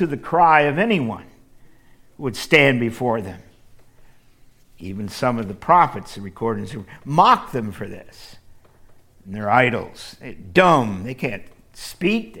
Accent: Midwest, United States; I grew up in the Midwest

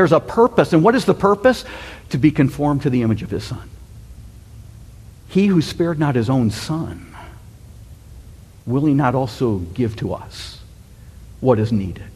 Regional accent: United States; the United States

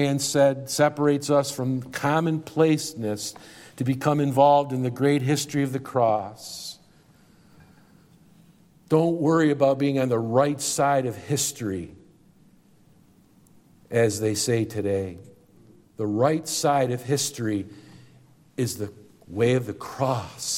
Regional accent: Syracuse, New York, United States; I'm from Syracuse

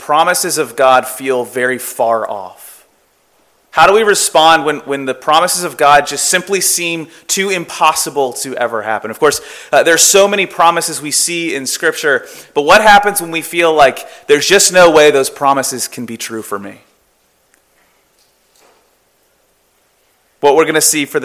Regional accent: Florida, United States; moved away as an adult; also born or lived in California; I'm originally from Florida

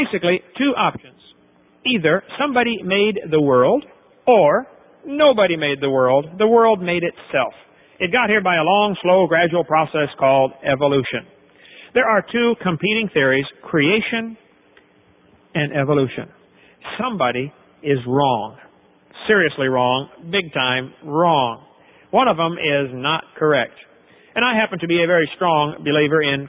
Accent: East Peoria, Illinois, United States; I was raised in East Peoria, Illinois

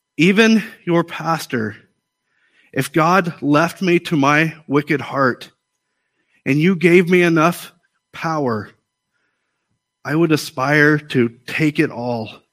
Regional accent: United States; I'm an American

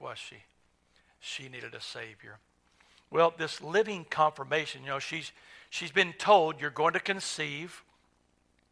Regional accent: Tulsa, Oklahoma, United States; when I grew up in North Tulsa, Lombard Elementary didn't have a baseball team.

